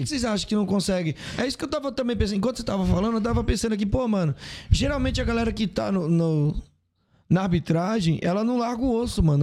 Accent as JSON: {"language": "Portuguese", "region": "Ceará", "country": "Brazil", "said": "Eu sou do Ceará"}